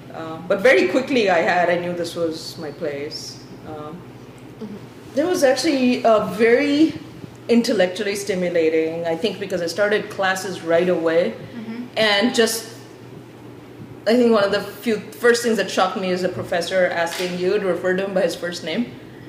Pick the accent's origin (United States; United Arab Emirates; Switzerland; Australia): United Arab Emirates; Dubai; the difference was I grew up in Dubai and most of them grew up in Pakistan.